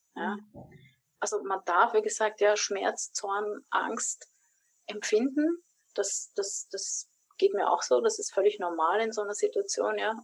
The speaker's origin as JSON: {"language": "German", "region": "Vienna", "country": "Austria", "tie": "born or raised there", "said": "meiner Heimatstadt in Wien"}